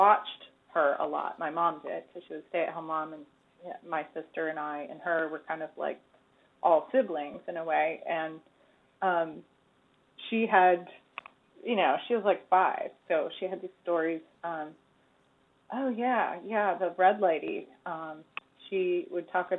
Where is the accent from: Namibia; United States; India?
United States; Charlotte, North Carolina; the house that I grew up in Charlotte in historic neighborhood called Dilworth